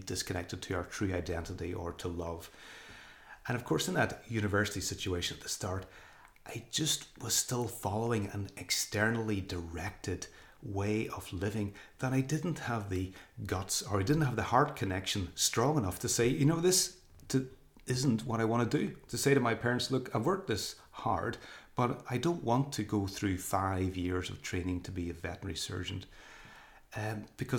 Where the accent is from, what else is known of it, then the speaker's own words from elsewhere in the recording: Northern Ireland, United Kingdom; moved away as an adult; also born or lived in England; coming back to my home country of Northern Ireland, and even went back to live with my parents